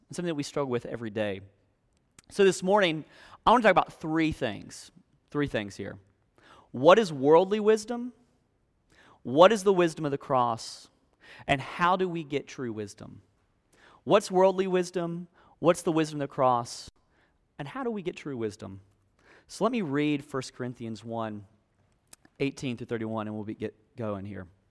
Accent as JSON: {"language": "English", "region": "South Alabama", "country": "United States", "tie": "born or raised there", "moved": "yes", "said": "I grew up in South Alabama, in a place that was really swampy, really hot, really humid"}